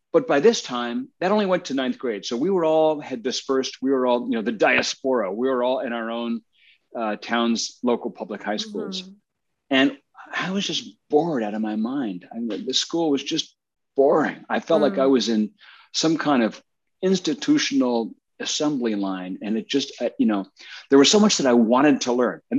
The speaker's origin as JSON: {"language": "English", "region": "New Jersey", "country": "United States", "tie": "born or raised there", "said": "Yeah, cool. Central New Jersey. Yep."}